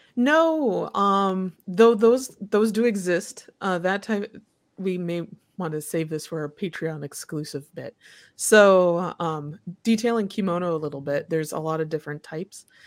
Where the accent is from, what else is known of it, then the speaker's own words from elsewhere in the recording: Midwest, United States; also born or lived in Japan; I'm from the Midwest